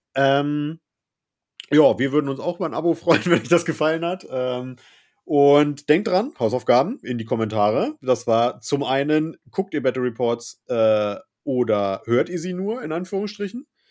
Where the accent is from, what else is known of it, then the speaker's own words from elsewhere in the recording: Northern Germany, Germany; bei uns im Norden hier